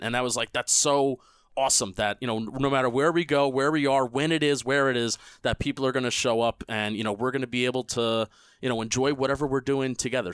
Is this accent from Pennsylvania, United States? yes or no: no; New Jersey, United States; I'm I'm from Jersey. Um, I, I I live and die by New Jersey